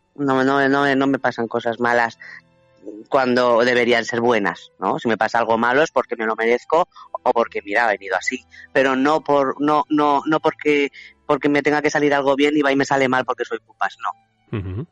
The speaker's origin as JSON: {"language": "Spanish", "town": "Madrid", "region": "Community of Madrid", "country": "Spain", "moved": "yes", "lives_now": "Valencia, Spain", "said": "yo soy madrileña, aunque vivo en Valencia, mi familia, todos somos de Madrid"}